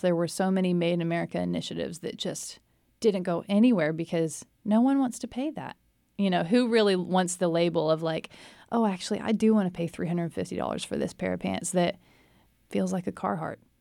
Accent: China Spring, Texas, United States; moved away as an adult; also born or lived in New York City; now in Waco, United States; I grew up in China Spring and then graduated high school in two thousand eight from China Spring

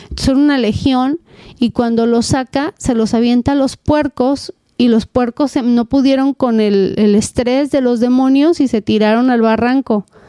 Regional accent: Mexico; also born or lived in Southern California, United States; now in United States; soy mexicana

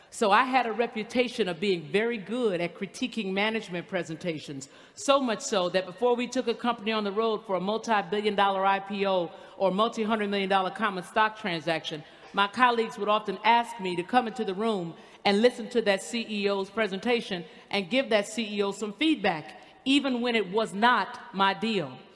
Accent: the South, United States; I'm from the South

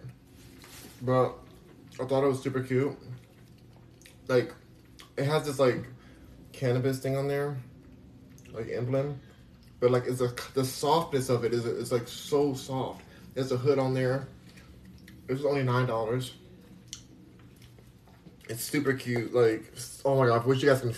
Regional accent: Los Angeles, California, United States; moved away; I'm from Los Angeles.

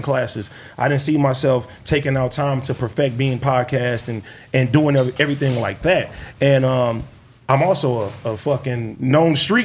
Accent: Compton, California, United States; I'm really from Compton. Like I grew up in my hood

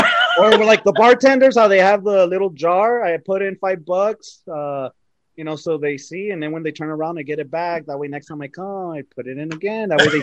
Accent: El Paso, Texas, United States; Lower Valley kids never die, bro.

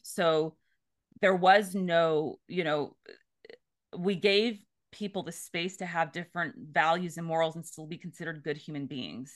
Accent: the Bay Area, California, United States; I grew up in California in the Bay Area

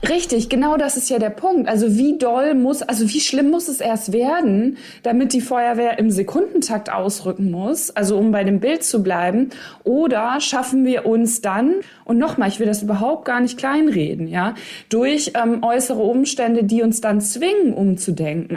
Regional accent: East Westphalia-Lippe, North Rhine-Westphalia, Germany; Ich komme ja aus Ostwestfalen, Lippe, also OWL.

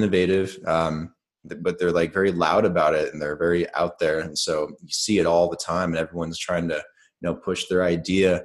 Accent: Oregon, United States; also born or lived in Las Vegas, Nevada; now in Colombia; Like I grew up in Oregon and also spent a lot of time in Vegas, which is kind of where I'm from

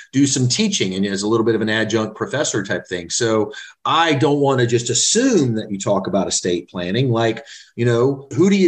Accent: Central Florida, United States; I'm from Florida myself. I'm as many generations as you can go back, kind of Central

